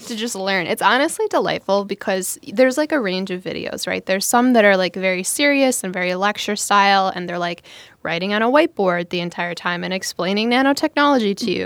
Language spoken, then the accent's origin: English; Streamwood, Illinois, United States; my hometown's women's club, I was like, Streamwood Women's Club. And, like, my hometown is tiny. It's, it's, it's like a northwest suburb of Chicago